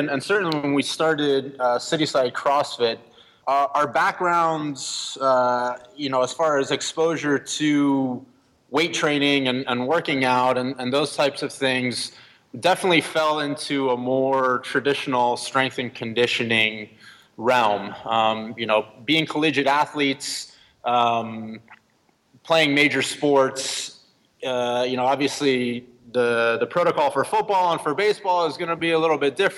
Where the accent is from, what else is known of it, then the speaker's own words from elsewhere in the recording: Miami, Florida, United States; also born or lived in Atlanta, Georgia; now in Houston, United States; I grew up in Miami, Florida.